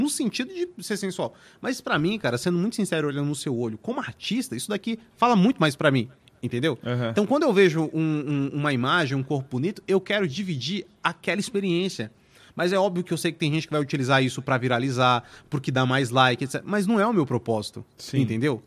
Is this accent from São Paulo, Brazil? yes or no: yes; São Paulo, Brazil; Eu nasci em São Paulo, mano, na Vila Industrial, uma quebrada, mano, lá na Zona Leste